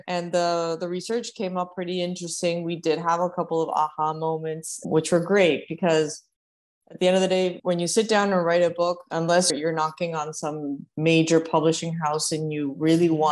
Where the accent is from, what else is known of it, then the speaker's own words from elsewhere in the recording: Uruguay; now in Miami, United States; I'm originally from Uruguay. I've been living in Miami for over 10 years.